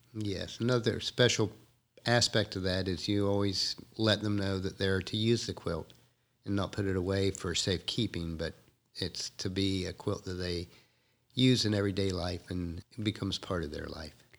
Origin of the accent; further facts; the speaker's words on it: Ohio, United States; I was raised in more on the East Coast and was born and raised in Ohio